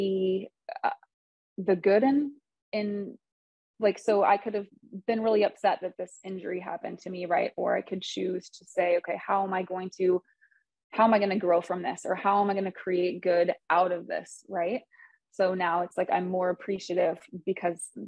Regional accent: Michigan, United States; I'm from Michigan

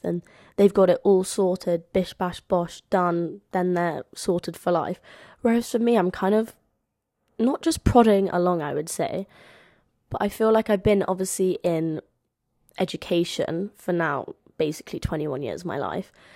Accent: London, United Kingdom; as you can tell from my accent, um, I'm from London

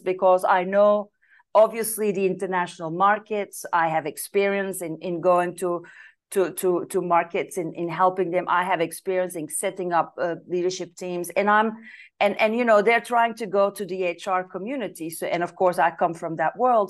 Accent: Belgium; moved away as an adult; now in Italy; I'm originally from Belgium

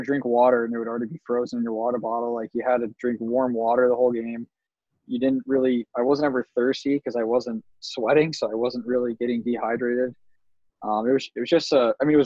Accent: Chicago, Illinois, United States

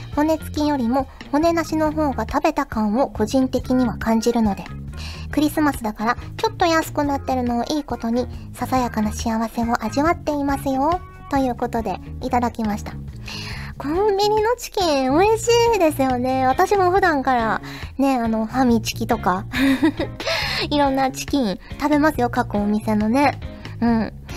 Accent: Kyushu, Japan; now in Tokyo, Japan; 九州出身の私は

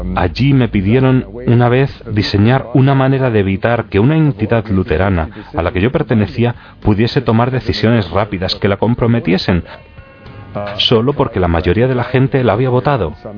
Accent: Milwaukee, Wisconsin, United States; Spanish is a second language; moved away as an adult; also born or lived in Green Bay, Wisconsin / Kenosha, Wisconsin / Minnesota / Strasbourg, France; Yo nací en Wisconsin, Milwaukee, en 1940

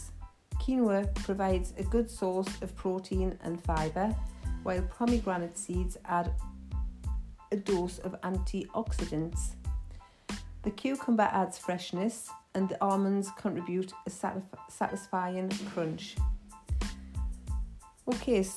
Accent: Geordie, North East England, United Kingdom; accent: Geordie; my Geordie accent

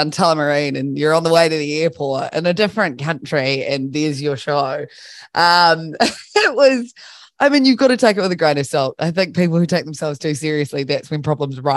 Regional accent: Christchurch, Canterbury, New Zealand; based in my hometown, Christchurch

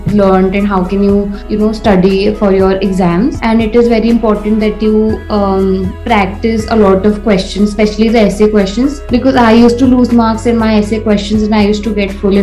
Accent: Jaipur, Rajasthan, India; I am from Jaipur

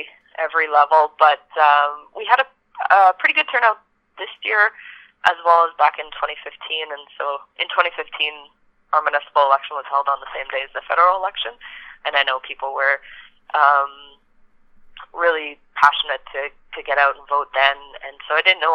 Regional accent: Yellowknife, Northwest Territories, Canada; being born and raised in Yellowknife

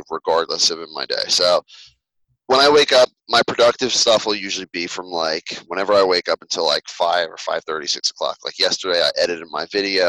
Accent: Philadelphia suburbs, Pennsylvania, United States

